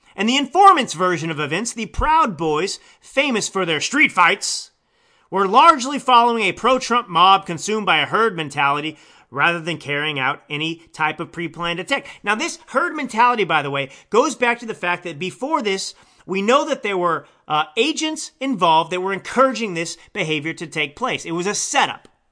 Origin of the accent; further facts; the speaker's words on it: Texas, United States; now in California, United States; I, uh, live in California, but I was born and raised in Texas. I am a Texan.